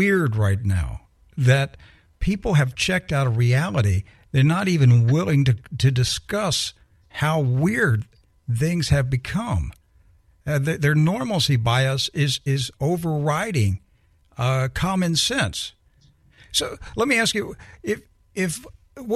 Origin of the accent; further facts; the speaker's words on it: United States; I grew up in the United States of America